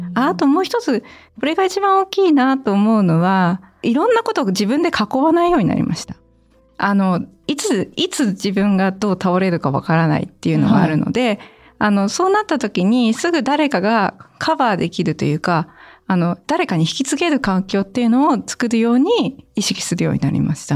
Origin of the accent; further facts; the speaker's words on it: Niigata, Japan; moved away; also born or lived in Yamagata; 実家に帰ってたんですよ新潟の